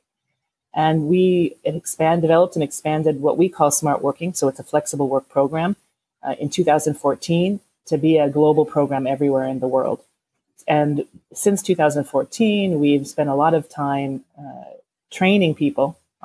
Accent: United States; accent: American; now in Parma, Italy; So you can tell from my accent that probably I'm American. I'm here in, as you said, in Parma, Italy

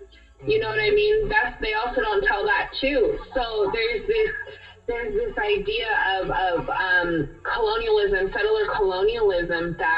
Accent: California, United States; I grew up in California

